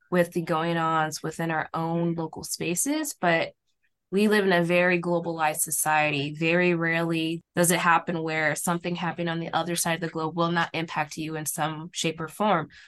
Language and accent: English; St. Louis, Missouri, United States; born and raised in St. Louis from a Haitian family background